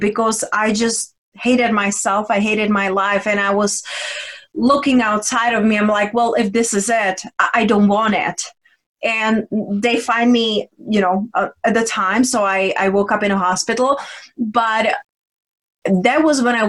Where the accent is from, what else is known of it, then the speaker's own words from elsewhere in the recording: Czechia; English is a second language; moved away as an adult; also born or lived in London / Spain; I was raised and born in Czech Republic. And then when I was 20, I moved to London, then Spain. So right now I'm like a mixture of all